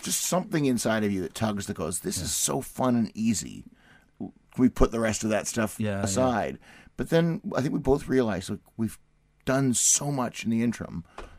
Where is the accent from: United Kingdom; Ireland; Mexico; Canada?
Canada; We're from Canada. A bunch of Canadians.